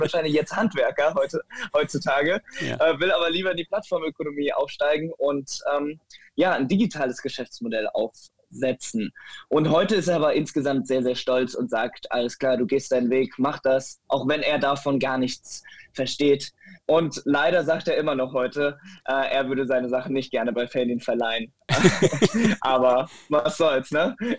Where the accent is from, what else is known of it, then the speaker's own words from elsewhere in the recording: Metzenhausen, Germany; ich bin auf dem Land äh, aufgewachsen, ne? in einem äh, Kuhdorf mit 150 Einwohnern. Das nennt sich Metzenhausen.